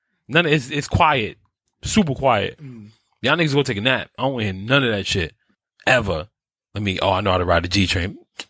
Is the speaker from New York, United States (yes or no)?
yes; New York City, New York, United States; also born or lived in Brooklyn; I was born in New York, raised in New York. I've traveled outside of New York, but I'm from New York.